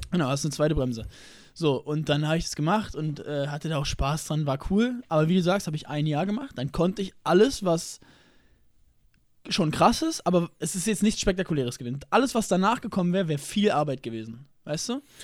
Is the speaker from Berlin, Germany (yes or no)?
yes; Berlin, Germany; ich komme aus Berlin-Lichtenberg